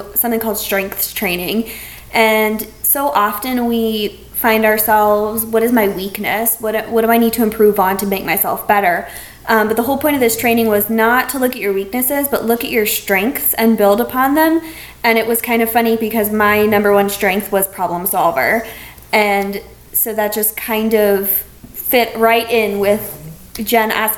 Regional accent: Brevard County, Florida, United States; also born or lived in Gainesville; I was born and raised here in Brevard County

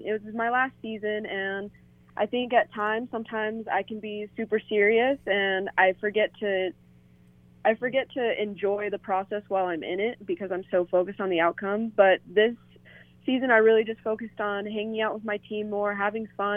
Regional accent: Denver, Colorado, United States; I'm from Denver and I love our campus and I love the town here.

